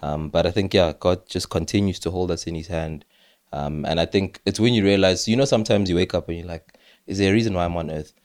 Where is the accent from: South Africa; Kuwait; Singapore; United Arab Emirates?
South Africa; as a South African